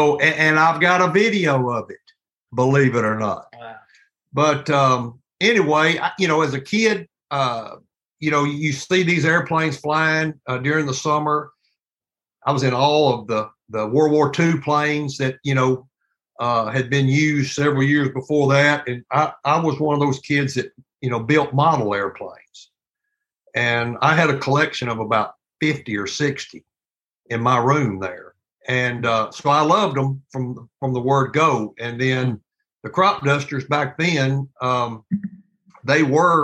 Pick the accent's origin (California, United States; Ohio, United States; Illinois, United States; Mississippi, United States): Mississippi, United States; Rosedale; moved away as an adult; Sue and I are both from the Delta of Mississippi. We both were raised over there. She was from Shelby, and I was from Rosedale.